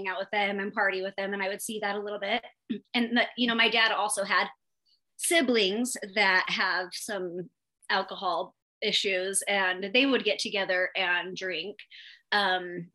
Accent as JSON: {"language": "English", "region": "Utah", "country": "United States", "tie": "born or raised there", "said": "I am from Utah, born and raised. Probably going to die here."}